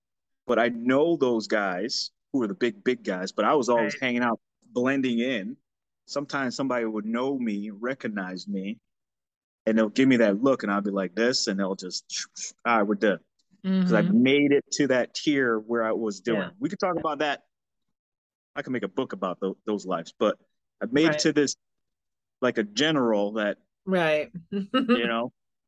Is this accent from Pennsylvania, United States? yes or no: no; Florida, United States; So growing up in Florida, when I moved to Florida, my mom lived in Fort Lauderdale with her boyfriend.